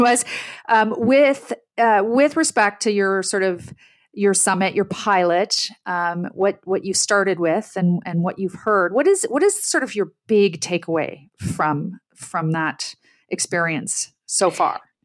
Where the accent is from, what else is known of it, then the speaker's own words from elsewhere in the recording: Ottawa, Ontario, Canada; I'm Canadian-born. I, I grew up in the middle class. I grew up in Ottawa